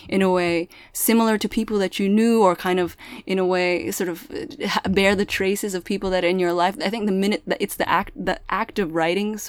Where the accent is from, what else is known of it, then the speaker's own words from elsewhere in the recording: Milpitas, California, United States; first language Pangasinan; English is a second language; I grew up in Milpitas